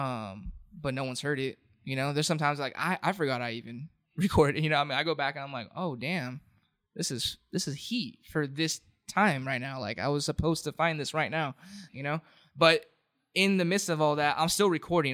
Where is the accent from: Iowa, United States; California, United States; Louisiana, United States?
California, United States; Anaheim; also born or lived in Santa Ana / Garden Grove / Westminster; Born and raised in Anaheim.